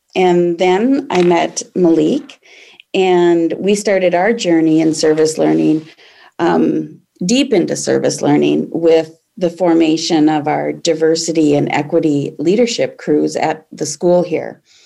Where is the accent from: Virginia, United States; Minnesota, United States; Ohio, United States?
Minnesota, United States; Aurora; also born or lived in Jordan, Minnesota; I grew up in Aurora, Minnesota, which is a small Iron Range town in northern Minnesota